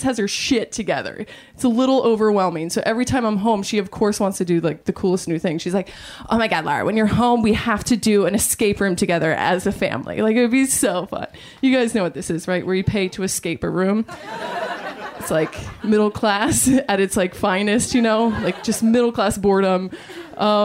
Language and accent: English; Maryland, United States; moved away; I'm from Maryland